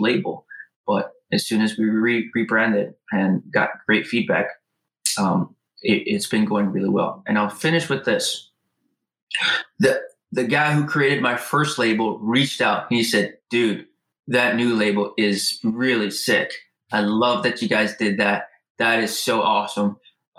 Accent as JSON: {"language": "English", "region": "Hawaii", "country": "United States", "tie": "born or raised there", "moved": "as an adult", "lives_now": "San Diego, United States", "said": "I'm Hawaiian, born and raised, native Hawaiian"}